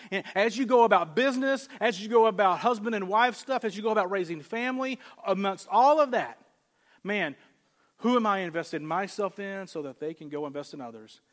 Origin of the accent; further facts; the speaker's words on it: the South, United States; moved away; I grew up in the South